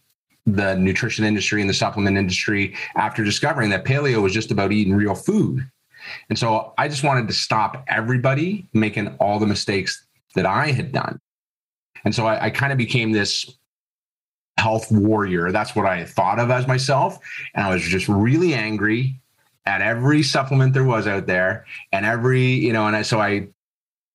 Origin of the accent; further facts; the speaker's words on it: Toronto area, Ontario, Canada; moved away as an adult; also born or lived in Florida, United States; now in Australia; I'm originally from Canada, Toronto area, moved to Florida